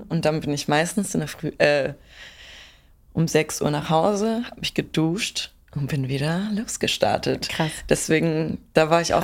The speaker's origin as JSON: {"language": "German", "area": "Pinzgau", "region": "Salzburg", "country": "Austria", "said": "Ich komme aus dem Pinzgau in yeah. Salzburg."}